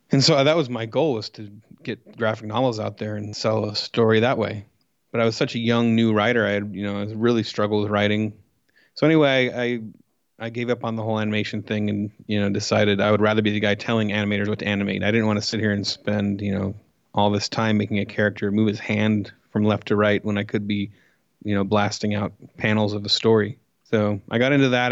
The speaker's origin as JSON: {"language": "English", "town": "Coos Bay", "region": "Oregon", "country": "United States", "also_born_or_lived": "Portland area, Oregon", "moved": "as an adult", "lives_now": "Los Angeles, United States", "said": "I'm from Coos Bay, which is a small town in Oregon"}